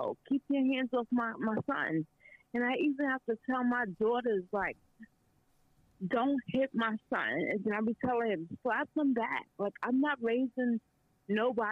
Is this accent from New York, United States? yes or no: yes; New York, United States; now in Canada; I'm from New York